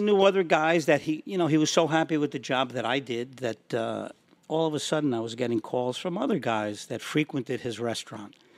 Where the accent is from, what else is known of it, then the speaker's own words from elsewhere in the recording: Yonkers, New York, United States; also born or lived in Somers, New York; Growing up in Yonkers, not being allowed to have a dog